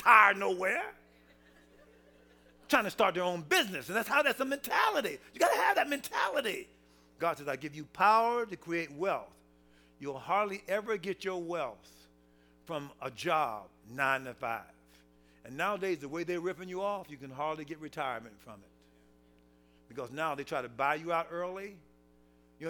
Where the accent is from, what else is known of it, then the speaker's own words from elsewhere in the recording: Atlanta, Georgia, United States; I'm from Atlanta.